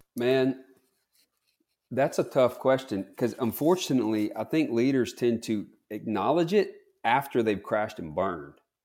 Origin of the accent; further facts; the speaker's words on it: Bogue Chitto, Mississippi, United States; I'm from Bogachita, Mississippi